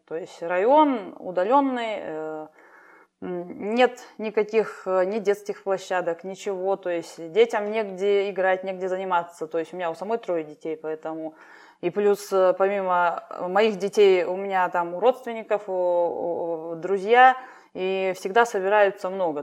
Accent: Chita Oblast, Priargunsky District, Zabaykalsky Krai, Russia; moved away as an adult; now in Nizhneudinsk, Russia; я с Забайкалья, Читинская область. Приаргунский район – это дальний край, скажем так, где граница с Китаем

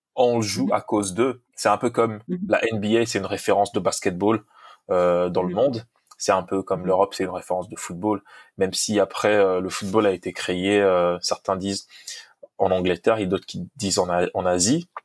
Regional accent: DR Congo; first language Lingala; French is a second language; now in United States; je suis de, du, je suis Congo

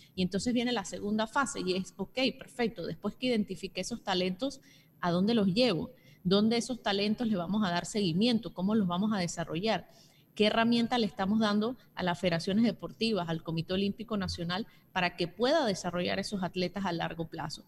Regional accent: Panama; nosotros como panameños

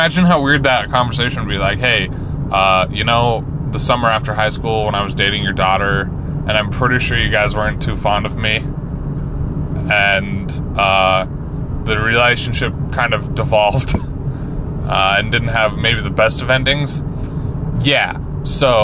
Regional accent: Layton, Utah, United States; where are you from? And I said, Layton

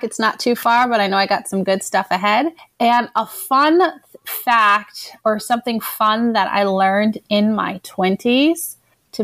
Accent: Denver, Colorado, United States; I'm originally from Denver, Colorado

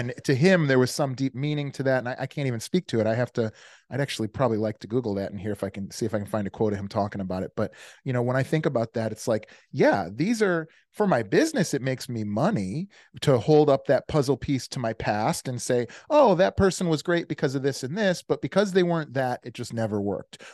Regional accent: Des Plaines, Illinois, United States; also born or lived in Virginia / Naperville, Illinois; I grew up outside of Chicago in a place called Des Plaines, and then again, again in a place called Naperville

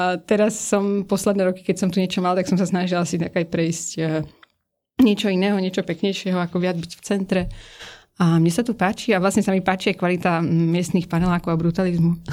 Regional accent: Prague, Czechia; Narodil som sa v roku 1990 v Čechách na Vinohradu v Prahe.

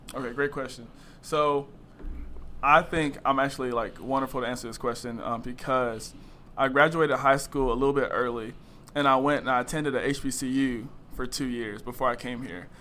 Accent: Greensboro, North Carolina, United States; moved away; I'm from Greensboro, North Carolina

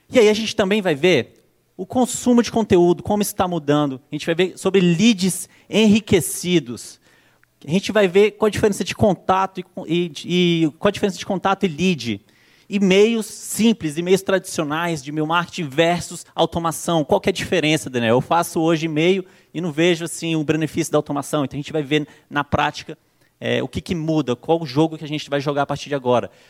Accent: Brasília, Federal District, Brazil; now in São Paulo, Brazil; Sou natural de Brasília, hoje já moro aqui em São Paulo há três anos, se eu não me engano.

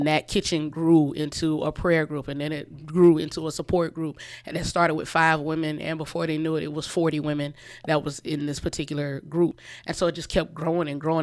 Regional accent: Orangeburg, South Carolina, United States; moved away as an adult; also born or lived in Columbia, South Carolina / Chicago; I am from Orangeburg. I grew up here, graduated from Orangeburg-Wilkinson in ninety-four.

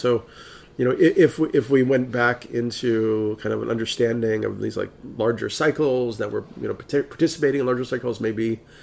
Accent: New York City, New York, United States; I'm from New York City

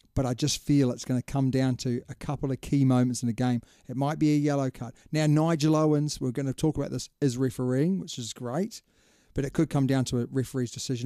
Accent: New Zealand; as a Kiwi

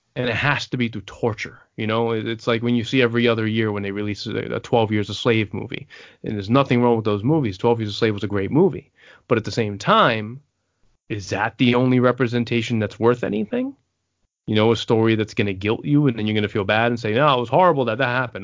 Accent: New York City, New York, United States; also born or lived in San Antonio, Texas; I was born out of the Air Force Base in San Antonio. I was raised in the Bronx. I'm New Yorican

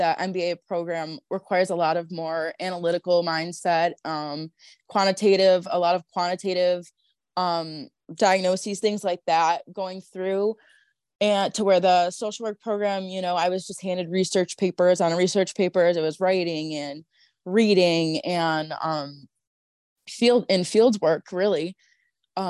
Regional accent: Buffalo, New York, United States; growing up in Buffalo

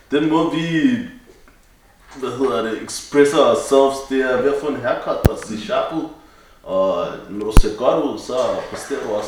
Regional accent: Copenhagen, Capital Region of Denmark, Denmark; vi er faktisk på Ømslagade på Vesterbro. Øhm, ikke langt fra der, hvor jeg er opvokset, eller jeg er gået i folkeskole lidt længere ned ad gaden

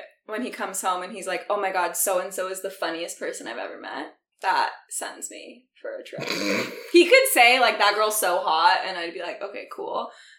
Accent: Vancouver, British Columbia, Canada; moved away as an adult; also born or lived in Toronto; I grew up in Vancouver, but I just recently moved back.

